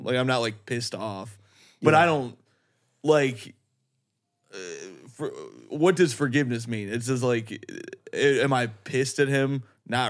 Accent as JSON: {"language": "English", "region": "Indiana", "country": "United States", "tie": "born or raised there", "said": "growing up in Indiana"}